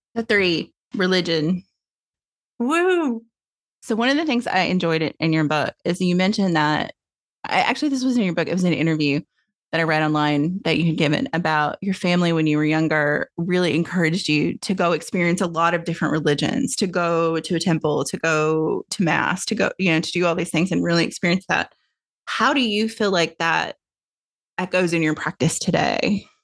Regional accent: Tennessee, United States; moved away as an adult; now in California, United States; I grew up in Tennessee

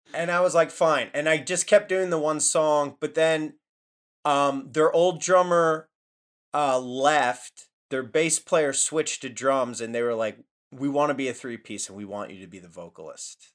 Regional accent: Connecticut, United States; moved away; also born or lived in New York / Philadelphia / Boston; I was born in New York, Uh, grew up in Connecticut, and then I moved to Philly

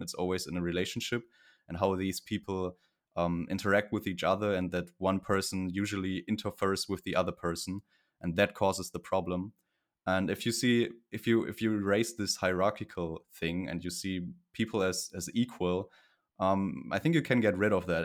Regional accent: Cologne area, North Rhine-Westphalia, Germany; I'm from Germany in the Cologne area, close to Cologne

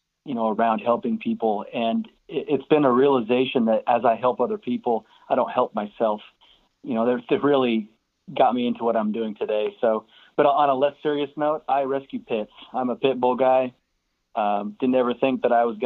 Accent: Salt Lake City, Utah, United States; moved away as an adult; now in Houston, United States; I actually grew up in the foothills of the mountains north of Salt Lake City in Salt Lake City, Utah.

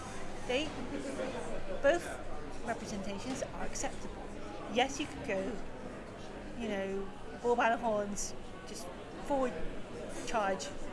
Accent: United Kingdom; As a British born Chinese myself

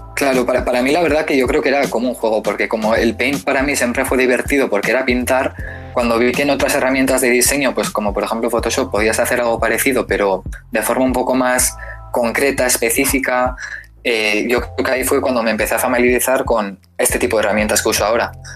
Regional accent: San Sebastián, Basque Country, Spain; soy español eh, de San Sebastián

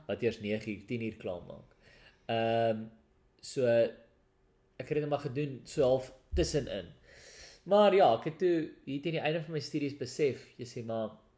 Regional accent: South Africa; first language Afrikaans

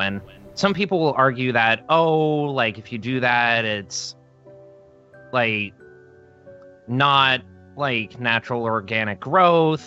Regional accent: upstate New York, United States; my hometown in upstate New York

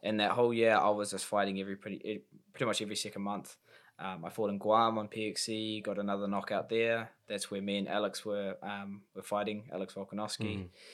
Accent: Auckland, New Zealand; my, um, first time fighting in Auckland in my hometown in five years.

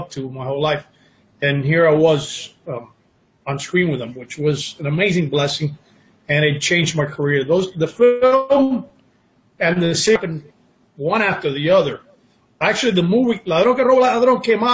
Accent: Miami, Florida, United States; moved away as an adult; now in Los Angeles, United States; I was born and raised in Miami. I moved out here to L.A., 19 years ago now

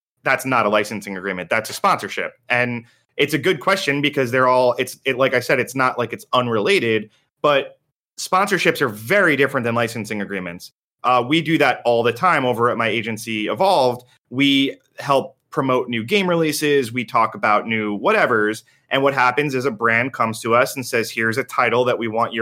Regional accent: East Coast, United States; We are all from the East Coast

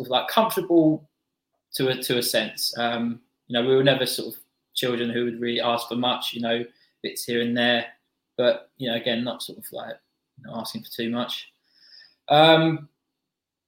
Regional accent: Bexley, London, United Kingdom; I grew up in Bexley Village, a small village just on the outskirts of London

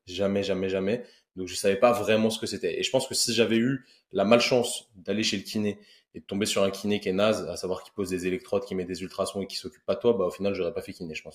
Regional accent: Paris suburbs, Yvelines, Île-de-France, France; je viens de la banlieue parisienne, euh, exactement du, 78

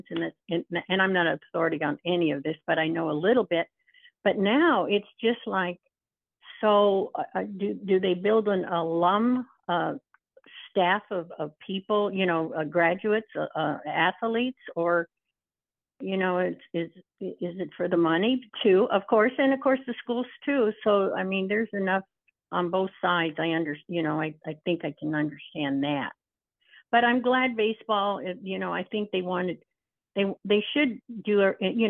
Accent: Tucson, Arizona, United States; I'm from Tucson, Arizona. My dad is, you know, we're what, second generation here in Tucson

